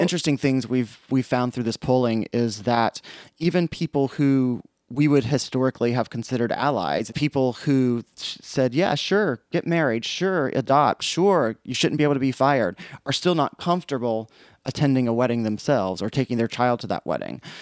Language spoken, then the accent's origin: English; South Carolina, United States; moved away; I grew up in South Carolina, which you guys can probably figure out from my voice.